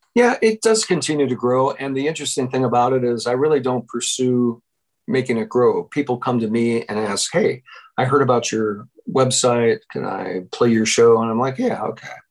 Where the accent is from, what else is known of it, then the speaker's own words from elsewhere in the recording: Wilmette, Illinois, United States; moved away as an adult; also born or lived in Iowa; I grew up in Wilmette and I moved back into my parents' house in uh, Wilmette in July of 1985 without a job